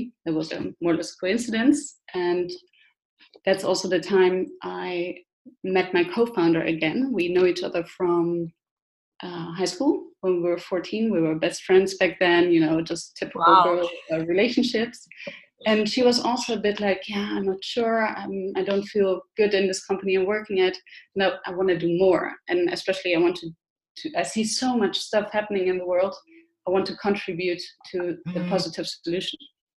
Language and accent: English; Germany; English is a second language; I'm originally from Germany. I was born and raised there. And with my father working in the army, I moved around every 2 years.